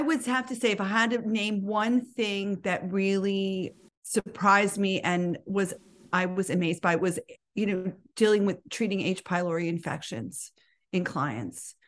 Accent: New York City, New York, United States; I was Born and educated in New York City

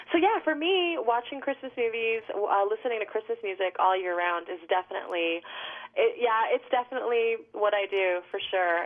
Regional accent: New York City, New York, United States; I'm actually born and raised in New York City

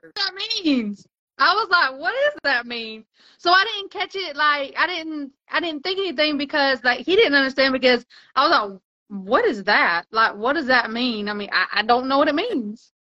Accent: United States; I'm American

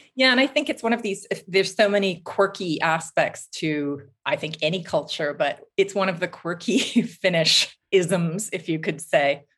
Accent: Vancouver, British Columbia, Canada; moved away as an adult; also born or lived in Toronto / United Kingdom / New Zealand; now in Finland; I grew up in Vancouver on the West Coast

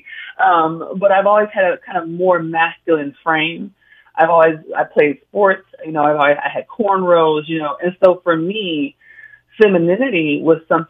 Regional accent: Oakland, California, United States; My family could only do as much as they could growing up in Oakland

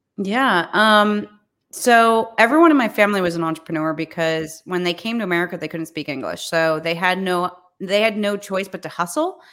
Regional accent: New York, United States; also born or lived in Charleston / Florida; I was born in New York, um, and raised in New York. I've actually never lived anywhere else

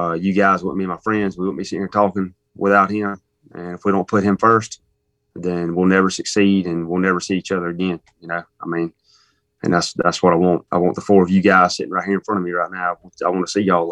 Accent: Warren County, Georgia, United States; that's where I killed my first deer, Warren County. Graduated in Warren County, okay. Broward Academy.

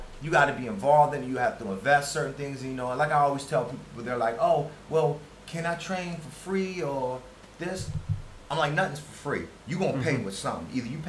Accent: United States; moved away as an adult; now in Thailand

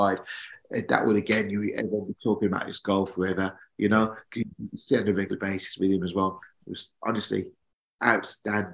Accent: Birmingham, West Midlands, United Kingdom; my hometown Aston Villa

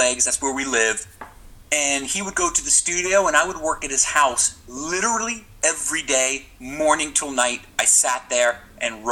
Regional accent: New York, United States; also born or lived in Pennsylvania; I'm from New York, but we had a home in Pennsylvania

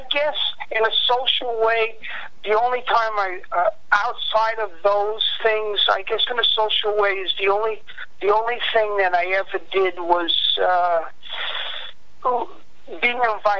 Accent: Long Island, New York, United States; also born or lived in Far Rockaway, New York; I was from Long Island, so Far Rockaway was like closer to Manhattan than where I lived.

